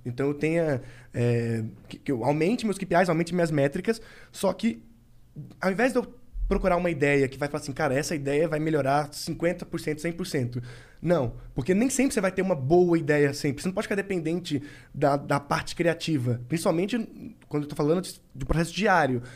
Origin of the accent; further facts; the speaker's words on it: Governador Valadares, Minas Gerais, Brazil; moved away; Eu morava em Minas ainda. Sou de Governador Valadares, que é a do interior de Minas